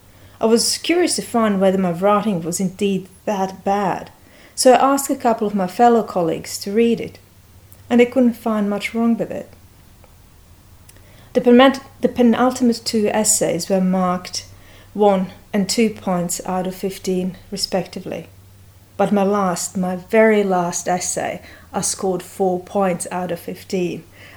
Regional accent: Bosnia & Herzegovina; English is a second language; I was born and raised in Bosnia, but no, this is not this kind of story. It's not about the war.

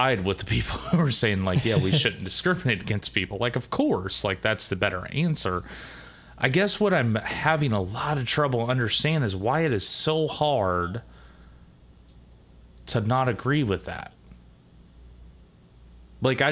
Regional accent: United States; we're Americans

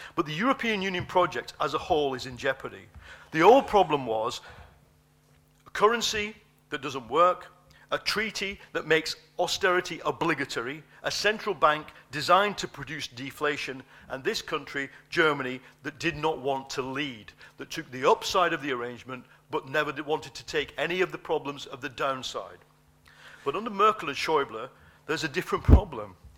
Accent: United Kingdom; my country

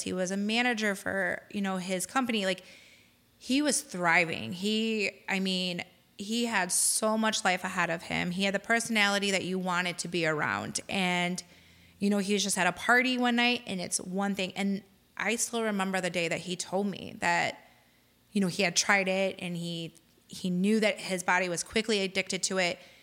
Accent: Lansing, Illinois, United States; moved away as an adult; now in Crown Point, United States; my husband and I actually both grew up in Lansing.

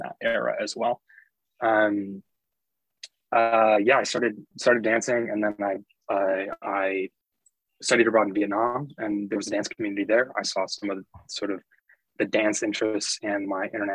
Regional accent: Geneseo, New York, United States; I'm from Western New York State, from a small town called Geneseo. I grew up in a family of educators

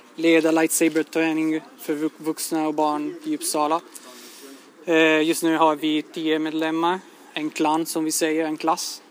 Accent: Italy; Swedish is a second language; moved away as an adult; now in Sweden; jag kommer från Italien

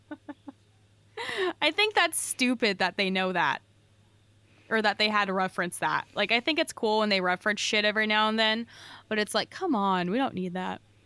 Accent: California, United States; I'm from California

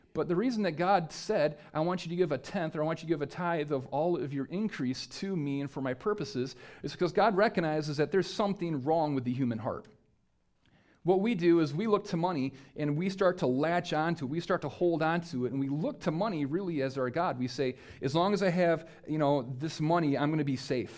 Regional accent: United States; just by being an American citizen

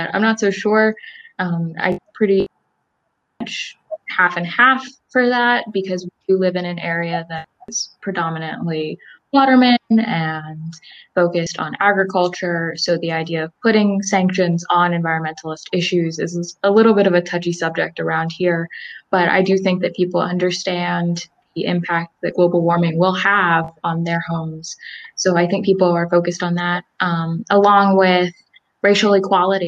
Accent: Salisbury, Maryland, United States; also born or lived in Elizabethtown, Pennsylvania; I am from Salisbury, Maryland

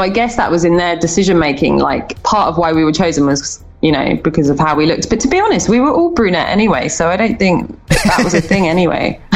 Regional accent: United Kingdom; I guess it was easier being British

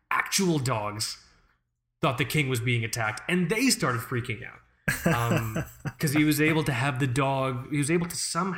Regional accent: United States; we're American

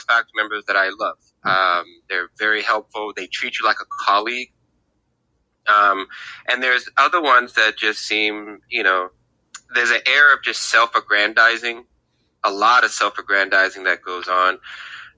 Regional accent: Greece; also born or lived in Tacoma, United States; now in Portland, United States; I'm from Greece.

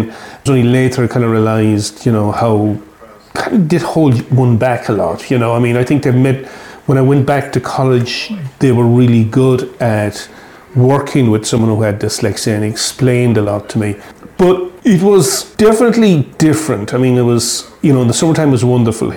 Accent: Lisdoonvarna, Munster, Ireland; moved away as an adult; also born or lived in Amsterdam, Netherlands / New York, United States / Boston, United States / Los Angeles, United States; I grew up in Liston Varna, which is about 5 miles from here.

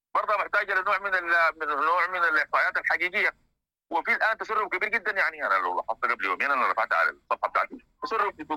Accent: Sudan; احنا كسودانيين

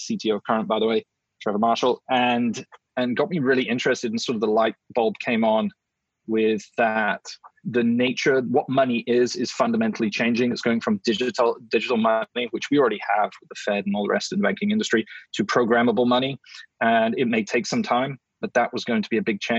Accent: England, United Kingdom; now in United States; I'm an English guy

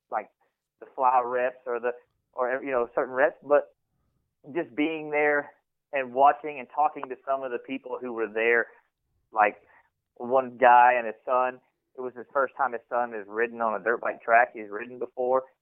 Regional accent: Texas, United States; accent: Texas; because of my Texas accent

